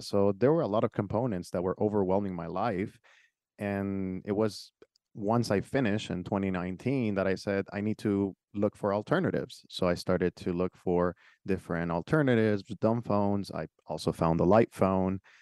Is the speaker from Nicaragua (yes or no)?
yes; Nicaragua; now in United States; I came from a different country, so I was born in Nicaragua